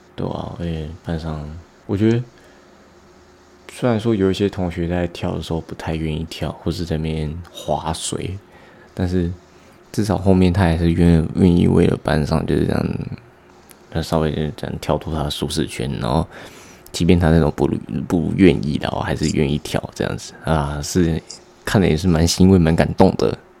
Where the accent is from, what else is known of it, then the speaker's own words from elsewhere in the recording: Hualien, Hualien County, Taiwan; now in Taoyuan, Taiwan; 从小时候住在花莲，然后到现在搬来桃园